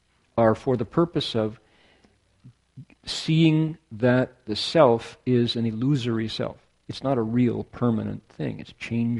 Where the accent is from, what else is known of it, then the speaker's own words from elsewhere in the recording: near the Great Lakes, Midwest, United States; now in California, United States; I am Scots-Irish through Canada, Midwesterner, born near the Great Lakes, who has been in California more than half of my life, by far.